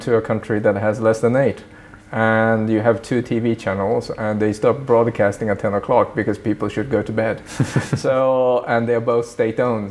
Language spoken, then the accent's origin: English; Sweden; also born or lived in Tokyo, Japan; now in Brussels, Belgium; I did grow up mostly in Sweden